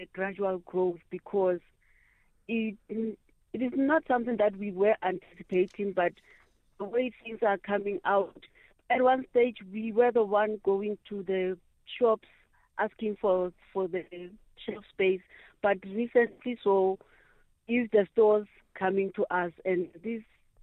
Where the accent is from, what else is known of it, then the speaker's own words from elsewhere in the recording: Cosmo City, Gauteng, South Africa; I'm from Cosmo.